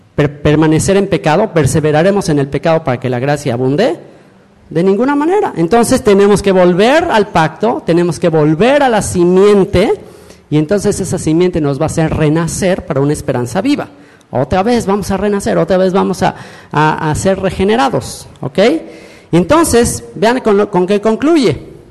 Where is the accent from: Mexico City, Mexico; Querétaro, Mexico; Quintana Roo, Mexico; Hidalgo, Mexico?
Quintana Roo, Mexico; Cancún; yo soy mexicano, cancunense